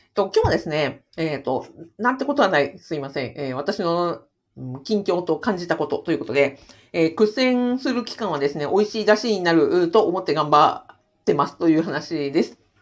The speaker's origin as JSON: {"language": "Japanese", "town": "Sapporo", "region": "Hokkaido", "country": "Japan", "said": "私札幌ですからね"}